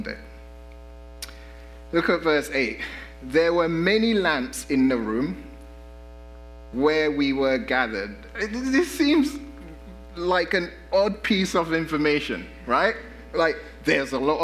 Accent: London, United Kingdom; now in United States; I grew up in London, and we have the tube and the underground

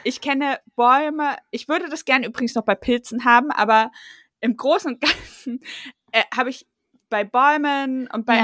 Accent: East Germany, Germany; ich bin ja Ossi und ich bin ja. 88 geboren

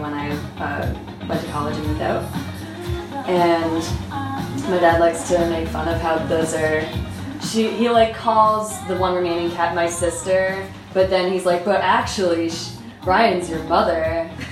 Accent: Toronto, Ontario, Canada; I'm from Toronto.

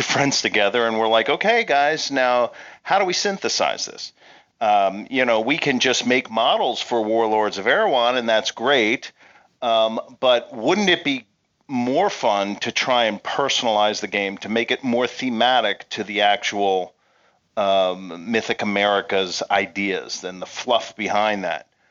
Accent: Pennsylvania, United States; I grew up in Pennsylvania

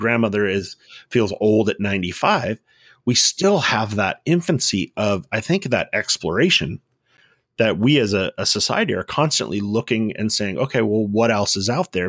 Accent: Southern California, United States; I grew up in Southern California, right around from, like, where In N Out first started

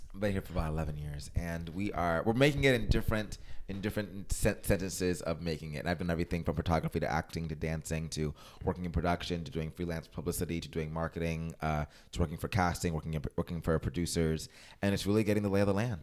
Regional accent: Miami, Florida, United States; moved away as an adult; now in Los Angeles, United States; I'm originally from Miami, Florida

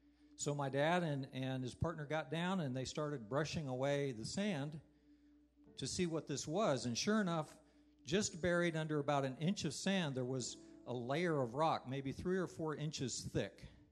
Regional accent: Niger; I grew up in West Africa. My parents were missionaries there.

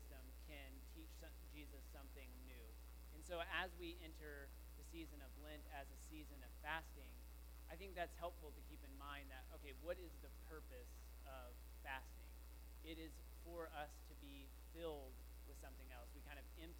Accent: Texas, United States; the Christian tradition that I grew up with, living in high school in Texas

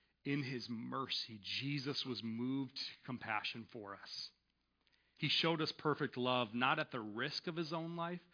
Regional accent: United States; as Western American Christians

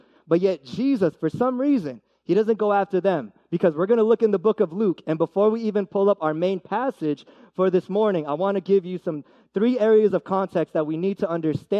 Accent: Philippines; And I mean, for me, I'm Filipino, and my brother always says this, Filipino pride, dude.

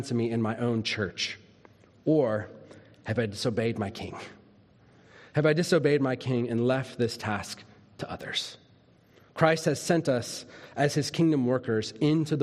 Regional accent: Minnesota, United States; When I was a little kid, I grew up in Minnesota

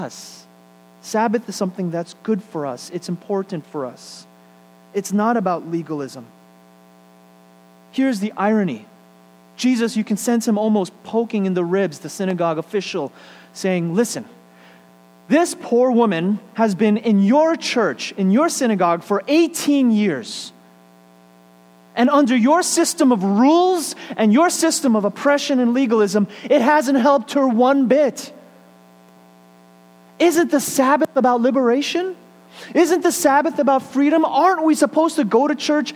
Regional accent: New York City, New York, United States; I lived in one of the grittier parts of town, Flushing and then Bayside.

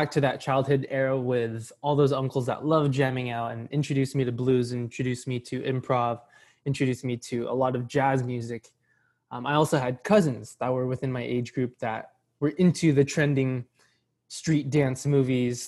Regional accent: Poway, California, United States; also born or lived in San Marcos / Escondido / Scripps Ranch / La Jolla; now in San Diego, United States; I grew up in Poway

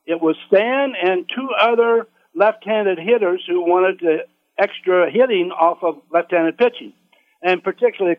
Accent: United States; also born or lived in Kansas City; I grew up in the Kansas City area in a little farming community southeast there

